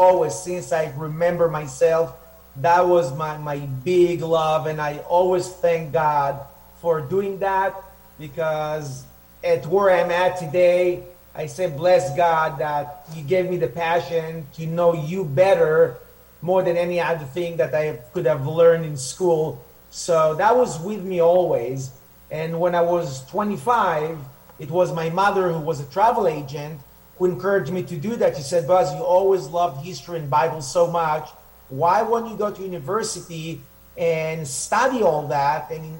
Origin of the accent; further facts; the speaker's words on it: Jerusalem, Jerusalem District, Israel; English is a second language; also born or lived in Nigeria; now in Upper Galilee, Israel; Born and raised in Jerusalem, spent a few years in Nigeria, Africa with my family.